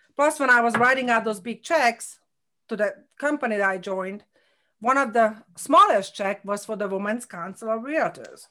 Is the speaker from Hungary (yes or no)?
yes; Hungary; English is a second language; moved away as an adult; now in Connecticut, United States; I had a nursing degree in Hungary